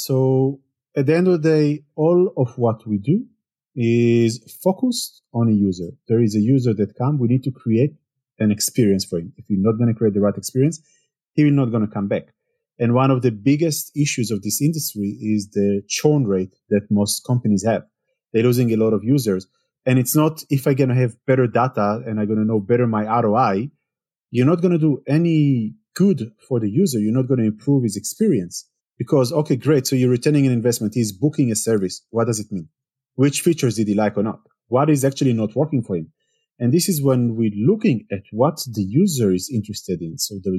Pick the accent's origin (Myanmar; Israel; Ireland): Israel; English is a second language; now in Germany; Well, I moved to Germany 8 years ago. I'm coming originally from Israel. If you cannot hear it from the accent, which most people think I'm French somehow, or then the second option is Spanish, never Israeli.